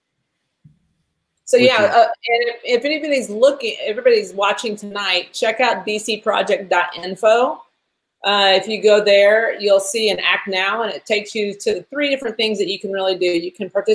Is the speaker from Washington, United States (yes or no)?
no; Tulsa, Oklahoma, United States; I'm from Tulsa